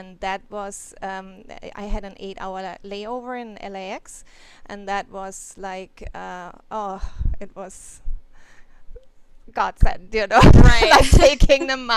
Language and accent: English; Germany; now in Hawaii, United States; I went to Germany. I'm from Germany, and I wanted to visit my family